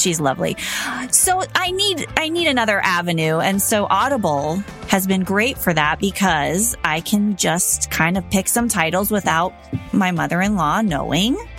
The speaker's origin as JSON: {"language": "English", "town": "Los Angeles", "region": "California", "country": "United States", "tie": "born or raised there", "said": "I grew up in the Valley in Los Angeles"}